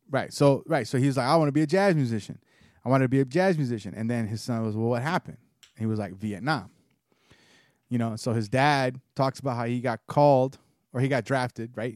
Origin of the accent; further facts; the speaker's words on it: United States; being Puerto Rican, being a white Puerto Rican, and growing up in the United States